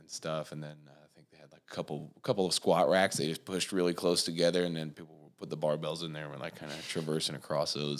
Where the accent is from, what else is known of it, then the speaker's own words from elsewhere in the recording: Warsaw, Indiana, United States; I was born here in Warsaw, and I, um, actually went to school just outside of Warsaw